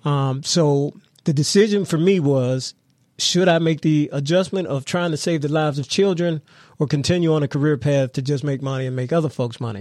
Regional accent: McKeesport, Pennsylvania, United States; also born or lived in Washington, D.C. / Los Angeles; I'm from Mc-, McKeesport, born and raised

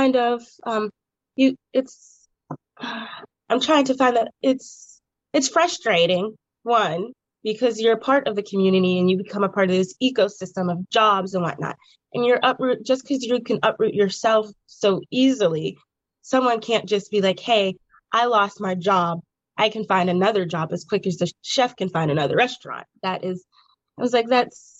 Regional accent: Braddock, Pennsylvania, United States; I actually requested to be in my hometown

